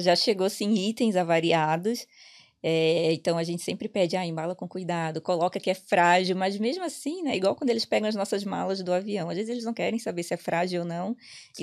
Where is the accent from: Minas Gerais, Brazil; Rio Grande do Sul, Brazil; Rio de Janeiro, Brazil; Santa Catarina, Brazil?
Santa Catarina, Brazil; Itajaí; accent: peixeiro; moved away as an adult; now in Ireland; eu sou de Itajaí, Santa Catarina, então é uma cidade portuária.